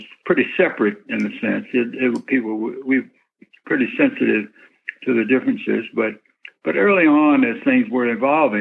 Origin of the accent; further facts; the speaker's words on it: Memphis, Tennessee, United States; also born or lived in Northfield, Massachusetts; I was growing up in Memphis.